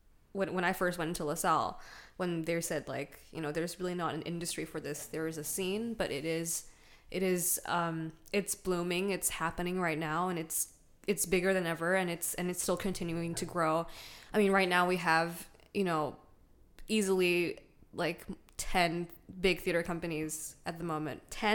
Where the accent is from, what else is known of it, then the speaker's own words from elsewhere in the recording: Malaysia; oh, no, actually, I'm from Malaysia. And they're like, oh, you don't sound Malaysian. That's like the first thing I hear all the time. And it's like, I'm like, yeah, well, I did grow up in many countries.